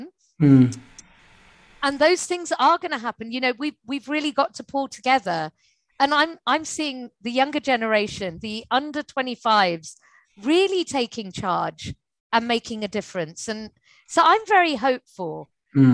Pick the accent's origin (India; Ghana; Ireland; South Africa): India; There are all these skills that we learn at home in India more so than any other country